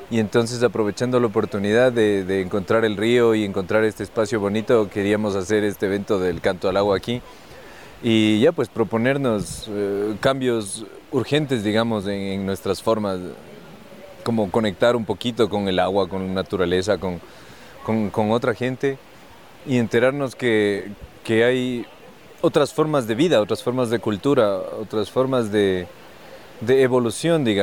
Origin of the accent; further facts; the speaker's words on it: Quito, Pichincha, Ecuador; Yo soy de Quito. Nací aquí en Quito.